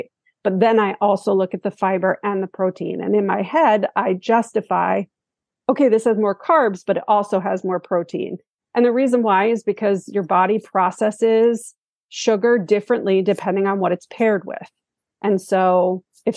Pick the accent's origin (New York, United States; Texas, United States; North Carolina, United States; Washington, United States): New York, United States; moved away; I am originally from New York